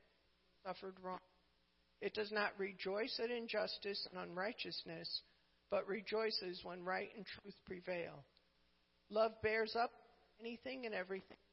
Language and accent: English; New England, United States; I'm from New England